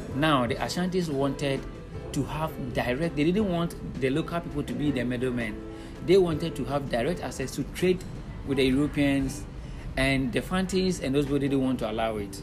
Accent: Winneba, Central Region, Ghana; I was born in Winneba in Ghana and I've lived in Ghana all my life

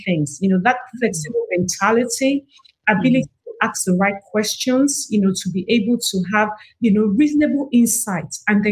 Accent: Nigeria; now in United States; I'm from Africa. I'm actually from Nigeria, proudly Nigerian

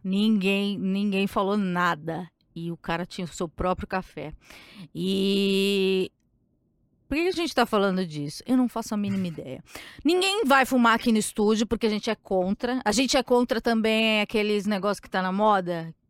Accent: São Paulo, Brazil; Eu sou de São Paulo

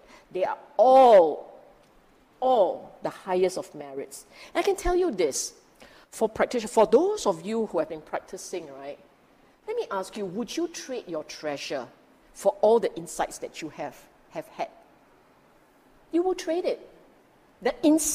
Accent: Singapore; we are Singaporean

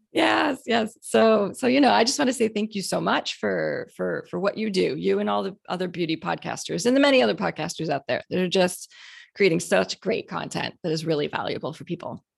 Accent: Canada; now in Houston, United States; I grew up in Canada

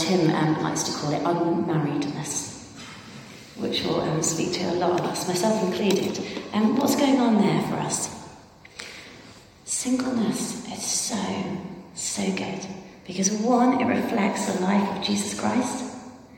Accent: Ireland; I'm Irish.

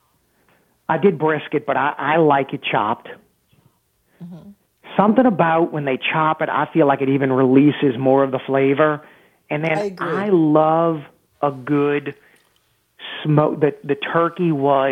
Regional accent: New Orleans, Louisiana, United States; Growing up in Mid-City, my grandmother spent from 1955 until just a few years ago

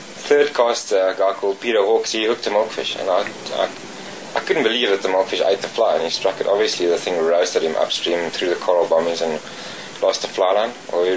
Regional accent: South Africa; also born or lived in Cape; growing up on the Vaal and really learning and on the small rivers in the Cape and the Vaal

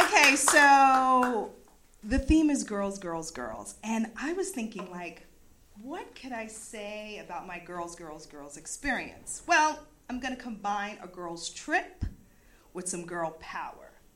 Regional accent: East Coast, United States; I'm from the East Coast

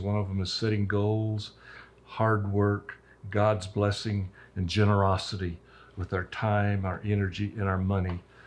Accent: Roswell, New Mexico, United States; I'm a true Roswell native. My wife and I both were born and raised in Roswell

